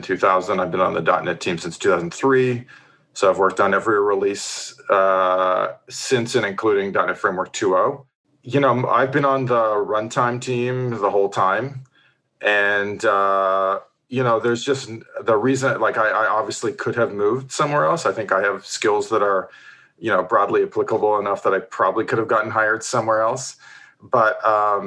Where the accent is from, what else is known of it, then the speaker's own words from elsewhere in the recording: Ontario, Canada; moved away as an adult; also born or lived in New Zealand; now in Seattle, United States; I'm a Canadian born and bred from Ontario